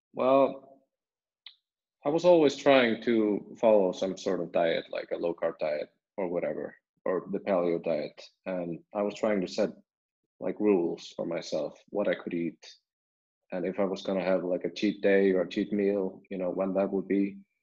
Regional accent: Iceland; I'm born and raised in Iceland

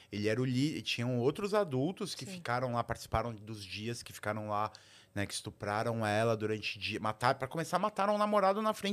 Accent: São Paulo, Brazil; É diferente eu, eu cresci em São Paulo.

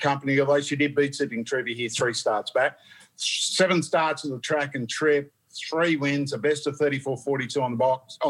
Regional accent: New South Wales, Australia; moved away as an adult; now in Queensland, Australia; I ventured back to my hometown

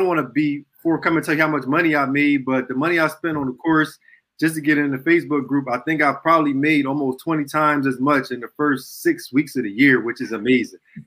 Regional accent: Philadelphia, Pennsylvania, United States; I was born and raised in Southwest Philadelphia

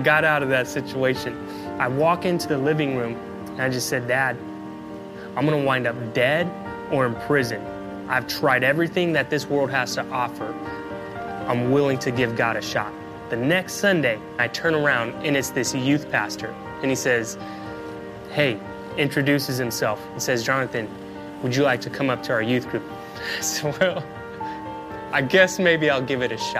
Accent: Oakland, California, United States; We grew up in the Bay Area, right there at East Oakland

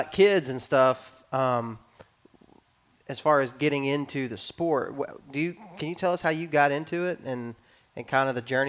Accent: Texas, United States; I was raised in West Texas, and so my dad was on a lease, and we'd go sit in a deer blind, and we'd see deer.

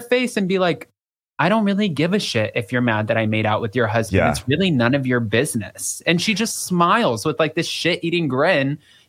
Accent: Salt Lake City, Utah, United States; I'm from Salt Lake City, motherfucker.

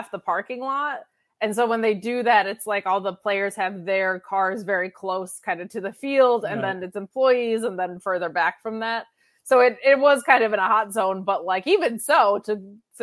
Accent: Binghamton, New York, United States; moved away; go back to my hometown once a month or so

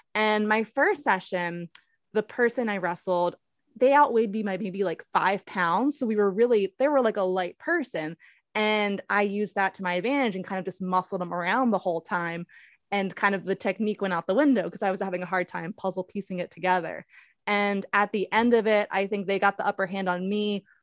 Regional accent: Baltimore, Maryland, United States; I'm from Baltimore

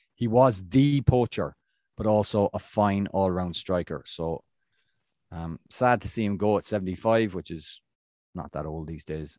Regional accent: Ireland; I'm Irish

